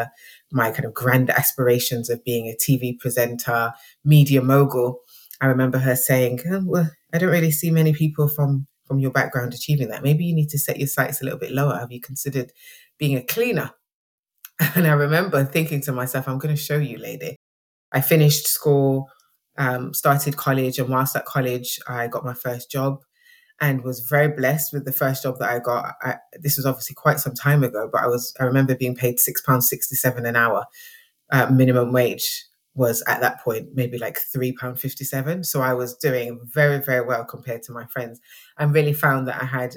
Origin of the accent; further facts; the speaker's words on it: Nottingham, East Midlands, United Kingdom; moved away as an adult; now in Birmingham, United Kingdom; So I'm originally from Nottingham in the East Midlands. I grew up in an inner city area called Basford.